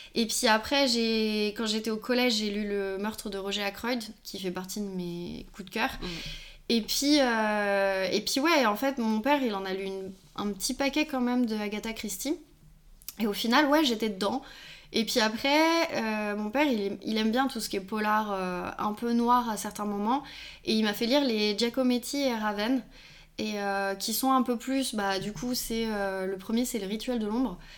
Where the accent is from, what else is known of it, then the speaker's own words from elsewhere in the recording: Lyon, Auvergne-Rhône-Alpes, France; je suis lyonnaise